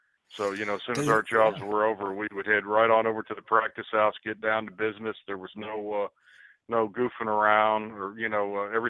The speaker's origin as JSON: {"language": "English", "town": "New York City", "region": "New York", "country": "United States", "lives_now": "Columbia, United States", "said": "Out of the 5 band members, only 2 of the fellas were actually from South Carolina. I moved down to Columbia from New York City."}